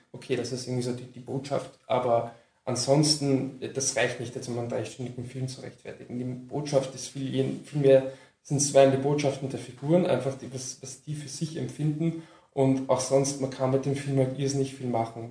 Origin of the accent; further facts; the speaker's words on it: Lower Austria, Austria; ich komme aus Niederösterreich